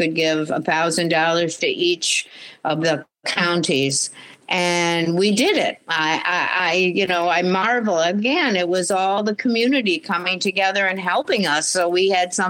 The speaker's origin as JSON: {"language": "English", "town": "Marcy", "region": "New York", "country": "United States", "tie": "born or raised there", "said": "I grew up in Marcy, New York"}